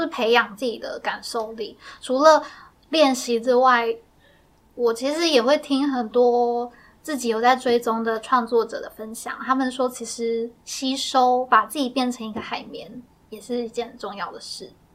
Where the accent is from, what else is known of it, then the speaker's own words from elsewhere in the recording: Miaoli County, Taiwan; accent: Sixian Hakka; 因为我自己是客家人，我是对苗栗的客家人，然后我的客家话就是可能一般的生活用语还可以